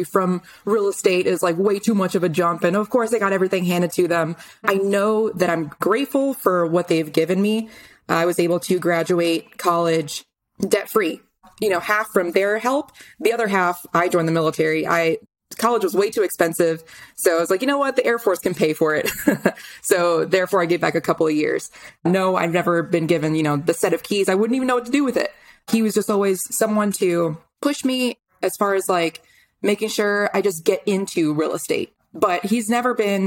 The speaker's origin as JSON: {"language": "English", "town": "White Plains", "region": "New York", "country": "United States", "tie": "born or raised there", "also_born_or_lived": "North Carolina", "moved": "as an adult", "said": "I'm from White Plains, New York. That's where I was born and raised"}